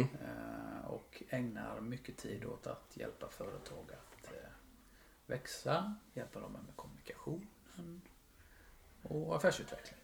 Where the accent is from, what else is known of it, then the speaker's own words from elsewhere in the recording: Huskvarna, Jönköping County, Sweden; Jag är ju en smålänning, uppfostrad och eh, uppväxt i Huskvarna.